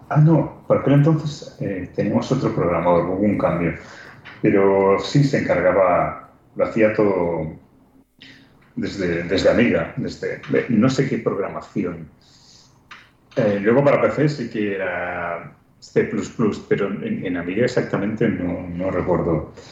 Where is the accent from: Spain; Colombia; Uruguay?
Spain; increíblemente, siendo españoles.